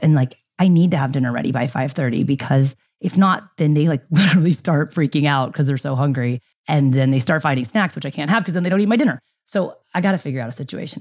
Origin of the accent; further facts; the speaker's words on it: San Diego, California, United States; also born or lived in Ilam, Nepal / Bay Area, California; moved home fr-, to San Diego from the Bay Area